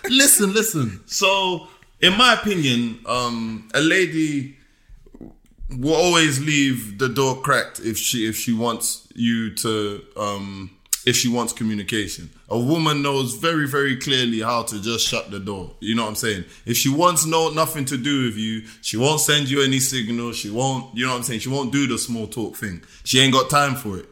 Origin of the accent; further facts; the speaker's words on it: England, United Kingdom; moved away; also born or lived in United States; being the English guy